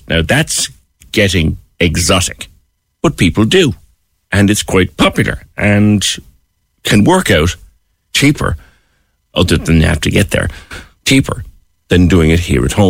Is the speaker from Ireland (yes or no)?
yes; Cork, Munster, Ireland; us Corkies